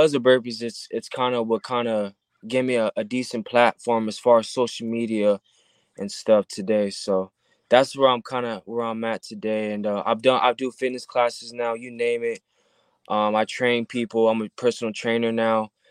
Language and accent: English; Southern California, United States; I'm born and raised in Southern California.